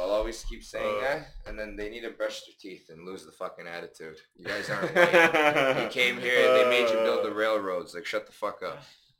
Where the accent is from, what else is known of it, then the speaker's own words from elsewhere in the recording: United States; I'm American badass all day.